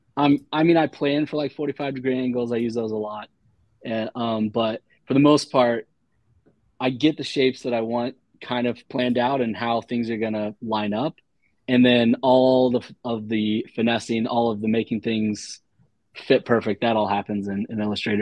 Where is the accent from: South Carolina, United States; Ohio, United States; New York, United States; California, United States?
Ohio, United States; Dayton; I'm from Ohio